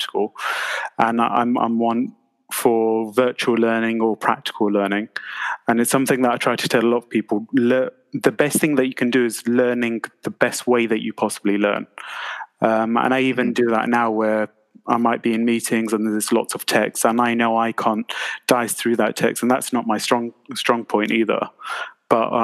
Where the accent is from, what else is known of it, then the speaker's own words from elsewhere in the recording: London, United Kingdom; where I was born in Southwest London, Tooting